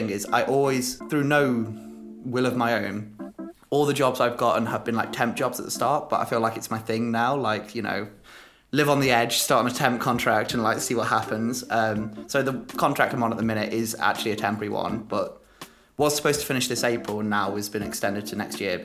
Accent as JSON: {"language": "English", "town": "Derby", "region": "East Midlands", "country": "United Kingdom", "tie": "born or raised there", "also_born_or_lived": "Leicester / Spain / London", "said": "I'm from Derby, which is a real non-event town. That's where I grew up. I lived there from when I was born until when I was 10."}